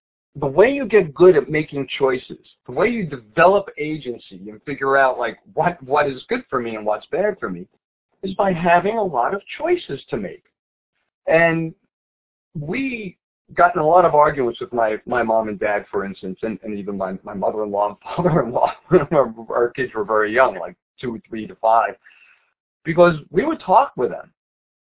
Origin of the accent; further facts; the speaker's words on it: New York City, New York, United States; moved away; I grew up in the Bronx.